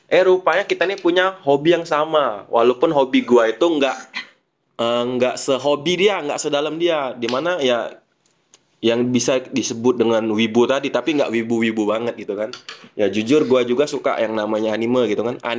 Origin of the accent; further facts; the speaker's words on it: Palembang, South Sumatra, Indonesia; gua ini besar di daerah Palembang di daerah Perumnas